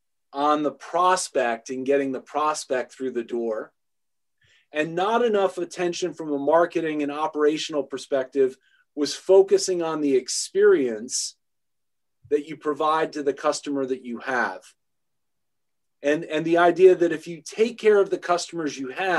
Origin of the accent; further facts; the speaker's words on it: New York, United States; growing up in New York, that was a thrill